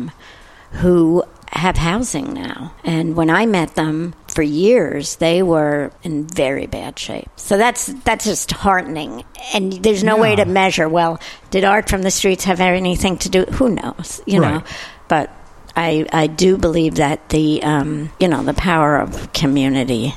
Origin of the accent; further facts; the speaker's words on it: New York City, New York, United States; I grew up in New York City